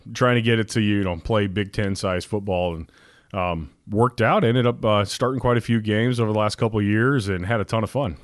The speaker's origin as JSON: {"language": "English", "region": "Alaska", "country": "United States", "tie": "born or raised there", "said": "born and raised Alaskan kid."}